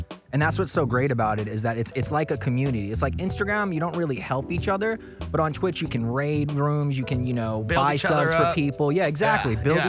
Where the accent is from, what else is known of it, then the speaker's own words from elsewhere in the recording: Birmingham, Alabama, United States; also born or lived in New Orleans, Louisiana; So originally, I was born in New Orleans, Louisiana. Okay. And then I lived most of my life in Birmingham, Alabama.